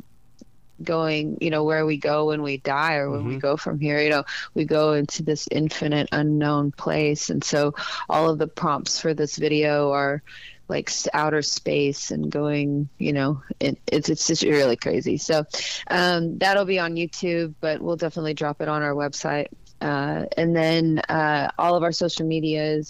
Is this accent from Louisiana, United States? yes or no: no; Dallas, Texas, United States; moved away; I'm from Dallas, so I understand, you know, the South. I think I'm, you know, when I was in Texas, I was the South